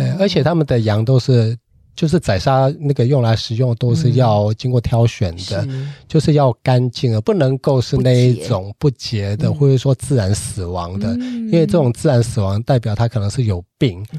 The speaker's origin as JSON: {"language": "Chinese", "country": "Taiwan", "said": "那所以对我们台湾人来讲的话，可能"}